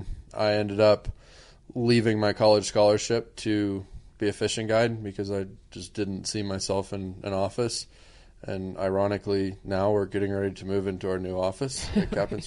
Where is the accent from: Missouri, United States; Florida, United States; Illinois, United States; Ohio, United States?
Florida, United States; Southwest; I grew up in Southwest Florida.